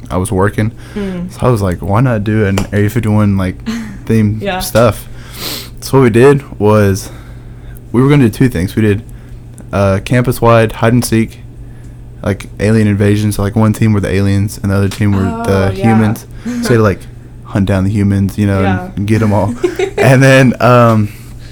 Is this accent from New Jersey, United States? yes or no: no; Rome, Georgia, United States; I'm from Rome, Georgia, which is, for those who don't know, it's like an hour south of Chattanooga